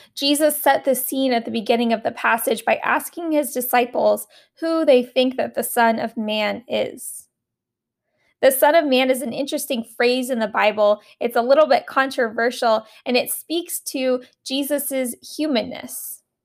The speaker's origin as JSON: {"language": "English", "region": "Alaska", "country": "United States", "tie": "born or raised there", "said": "the camp that I grew up at in Alaska"}